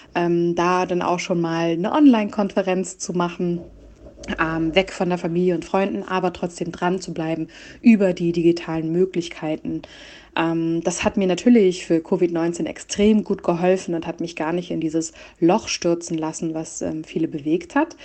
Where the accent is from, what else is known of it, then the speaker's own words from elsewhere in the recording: Hamburg, Germany; moved away as an adult; also born or lived in Nuremberg / Berlin; ich komme aus Hamburg